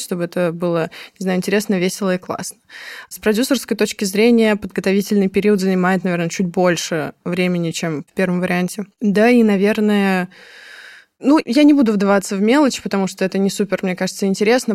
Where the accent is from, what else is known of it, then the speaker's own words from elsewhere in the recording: Moscow, Russia; Я сама из Москвы